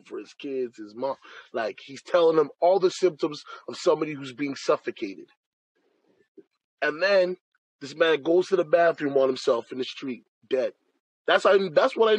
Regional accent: Canada; I'm Canadian, we're Canadian

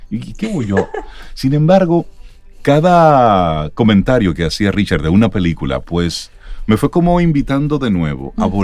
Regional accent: Dominican Republic; Me da vergüenza decir que soy dominicano.

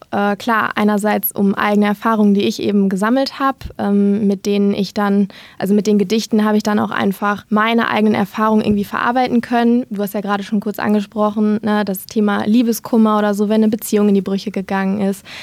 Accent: Dinslaken, North Rhine-Westphalia, Germany; ich bin 26 Jahre alt, ich komme aus Dienstlaken und ich arbeite als Redakteurin bei einer Tageszeitung.

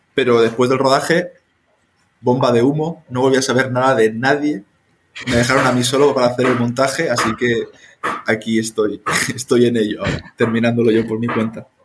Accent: Spain; moved away as an adult; now in Honduras; soy español

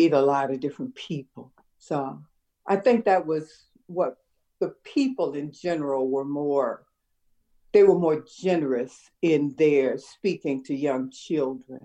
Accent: Chicago, Illinois, United States; also born or lived in South Side, Chicago; I'm very proud of my West Side upbringing.

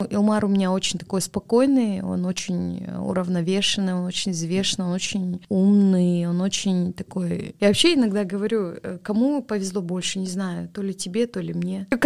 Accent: Kazakhstan; Поэтому все-таки, ну мы же казахи, мы думаем об этом.

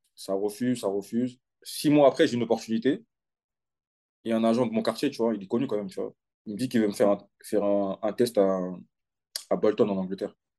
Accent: Aulnay-sous-Bois, Île-de-France, France; moved away as an adult; J'ai commencé à Aulnay, au CSL Aulnay, de mon club de, quartier

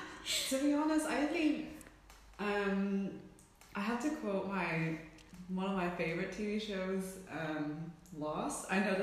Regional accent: Vancouver, British Columbia, Canada; also born or lived in Hong Kong; now in Hamburg, Germany; I'm from Vancouver, Canada. I was born in Hong Kong, and I moved when I was 12 to Vancouver. And around 5 years ago, I moved here to Hamburg, where I'm sitting with you right now, in Germany

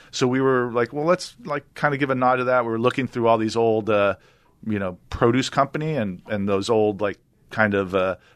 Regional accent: New York, United States; but I'm a New Yorker.

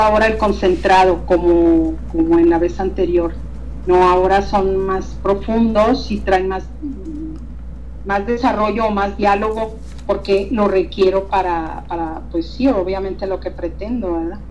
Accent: Hidalgo del Parral, Chihuahua, Mexico; Parral, que es mi ciudad natal aquí, Parral, Chihuahua

